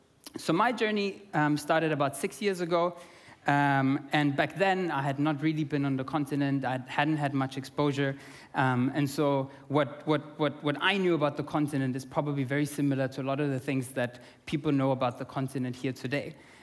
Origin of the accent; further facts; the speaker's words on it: Austria; English is a second language; now in South Africa; Originally, I'm from Austria. I'm half Austrian, half Italian. And now I live in South Africa full time.